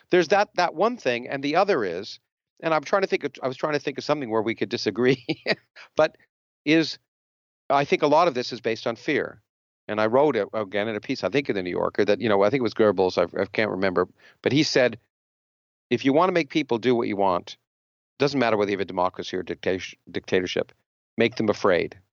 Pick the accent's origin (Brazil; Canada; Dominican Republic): Canada; now in United States; I grew up in Canada